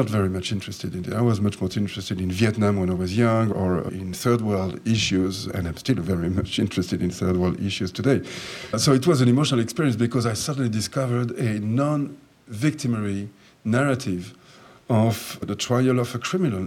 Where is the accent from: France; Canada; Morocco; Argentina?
France; also born or lived in Jerusalem; I was born in Jerusalem, and I was brought up in France. When I came to France when I was 4 years of age.